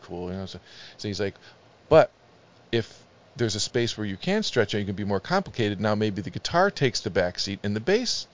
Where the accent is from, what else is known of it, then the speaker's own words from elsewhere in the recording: Chardon, Ohio, United States; also born or lived in Parma, Ohio; growing up in Chardon, Ohio